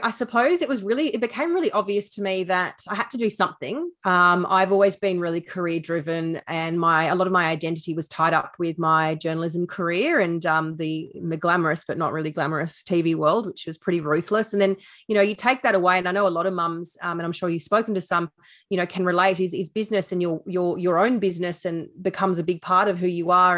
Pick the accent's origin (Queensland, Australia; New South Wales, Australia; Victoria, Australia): New South Wales, Australia; Sydney; moved away as an adult; now in Tasmania, Australia; I grew up in Sydney